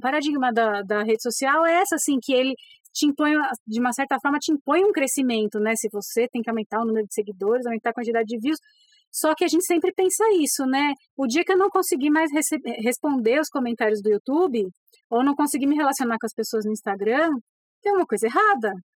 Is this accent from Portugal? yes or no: no; São Paulo, Brazil; eu sou paulistana, a gente cresce assim